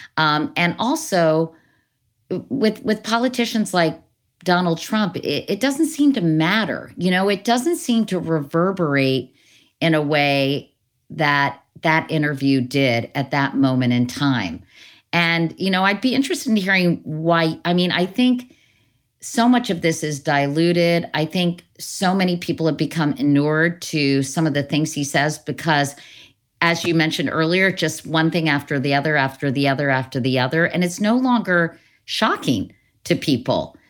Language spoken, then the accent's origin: English; Northern Virginia, United States; born or raised there